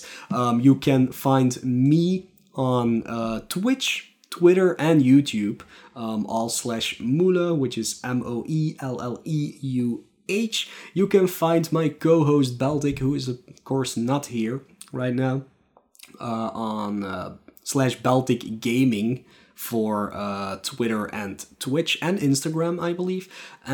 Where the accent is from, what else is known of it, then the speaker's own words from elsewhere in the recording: Belgium; I'm from Belgium.